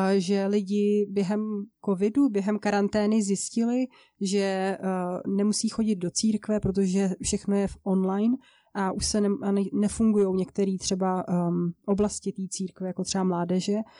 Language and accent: Czech; České Budějovice, South Bohemian Region, Czechia; now in Ostrava, Czech Republic; jsem původem z jižních Čech, z Českých Budějovic, ale teďka v současné době žiju v Ostravě